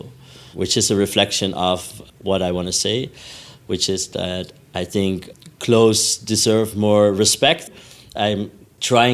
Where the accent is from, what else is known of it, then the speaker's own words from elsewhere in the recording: Amsterdam, North Holland, Netherlands; I'm from Amsterdam